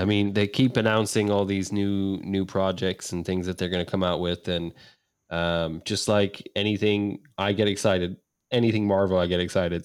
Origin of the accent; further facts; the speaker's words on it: Ireland; moved away; being Irish